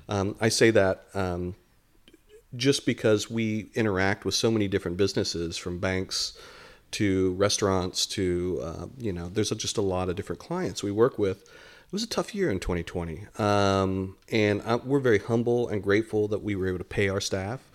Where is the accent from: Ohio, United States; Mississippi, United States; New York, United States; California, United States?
Ohio, United States; Dayton; moved away as an adult; also born or lived in San Antonio, Texas / Detroit, Michigan; now in Lakeland, United States; we grew up in Dayton, Ohio